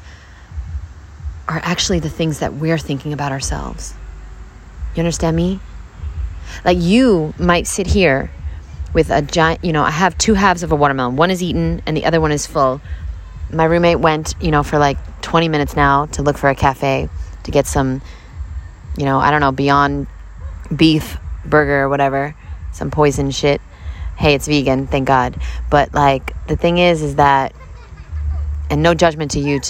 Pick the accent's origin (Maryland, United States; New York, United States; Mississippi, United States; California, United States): New York, United States; Brooklyn; I'm from Brooklyn